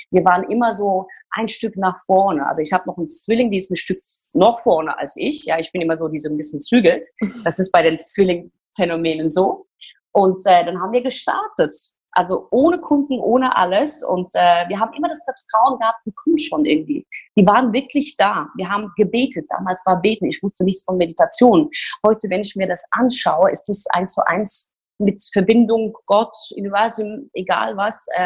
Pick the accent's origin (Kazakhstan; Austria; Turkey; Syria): Turkey; So, ich komme ja aus der Türkei, wie, wie du das auch kennst. Ist, ich wusste schon immer, dass ich was Kreatives machen wollte, mhm. weil als wir aufgewachsen sind in der Türkei, da gab es kein Fernsehen, keine Magazine.